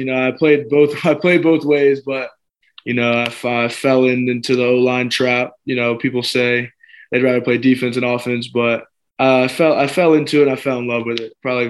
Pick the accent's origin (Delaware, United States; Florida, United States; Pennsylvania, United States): Florida, United States; Jacksonville; So I'm from Jacksonville, Florida. I've been born and raised there. To be honest, I've never lived outside of Jacksonville. You know, I love it there. It's where I grew up.